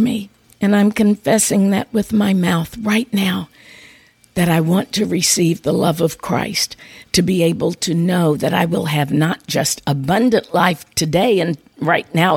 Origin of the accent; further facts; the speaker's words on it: United States; growing up on the Mississippi River, where we often had the floods